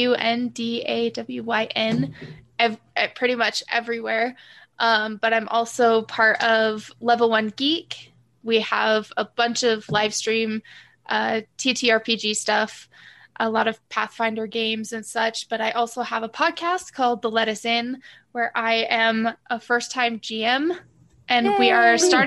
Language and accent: English; Scotland, United Kingdom; accent: Scottish; Scottish is a little bit more of a hard, especially like our accent